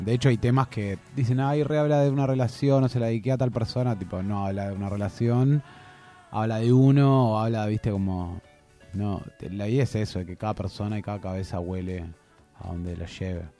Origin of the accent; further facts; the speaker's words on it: Argentina; nosotros siendo argentinos y argentinas